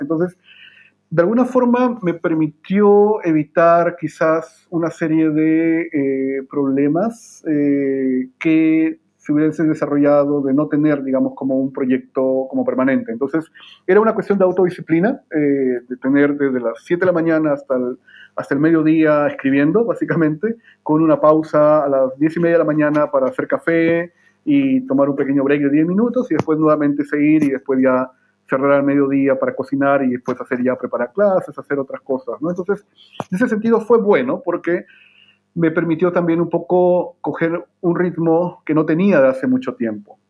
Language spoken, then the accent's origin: Spanish; Lima, Peru; moved away as an adult; also born or lived in California, United States / Connecticut, United States / Ithaca, New York, United States; now in Santiago, Chile; yo soy eh, peruano de nacimiento en Lima. Mis padres son migrantes de Ancash eh, y viví por mucho tiempo en, Lima